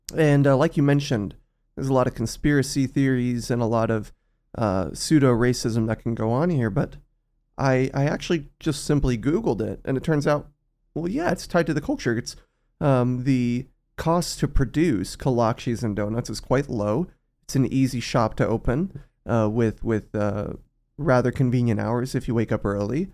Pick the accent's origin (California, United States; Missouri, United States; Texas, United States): Texas, United States; South; growing up in South Texas